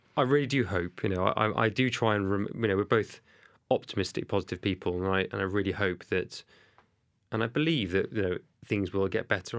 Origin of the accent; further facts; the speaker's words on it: Cardiff, Wales, United Kingdom; accent: thick Welsh; I'm from Cardiff, you can tell by my thick Welsh accent